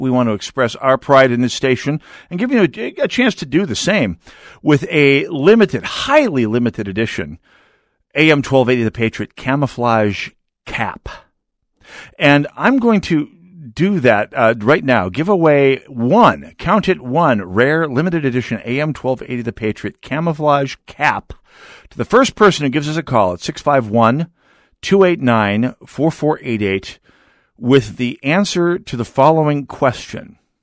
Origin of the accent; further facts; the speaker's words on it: United States; As an American